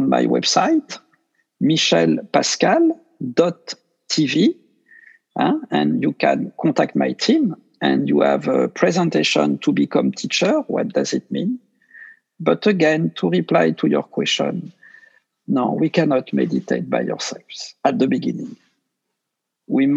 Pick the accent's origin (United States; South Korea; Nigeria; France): France; accent: French; English is a second language; I speak with my French accent